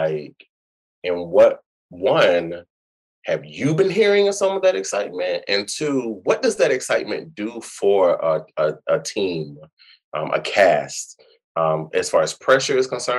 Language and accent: English; Atlanta, Georgia, United States; I'm from Atlanta